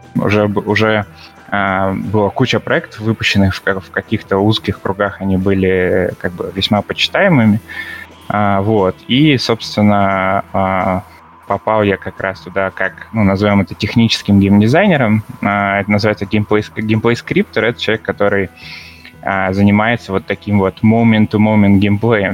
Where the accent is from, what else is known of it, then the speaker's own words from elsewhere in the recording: Vladivostok, Primorsky Krai, Russia; also born or lived in Saint Petersburg; сам я из Владивостока.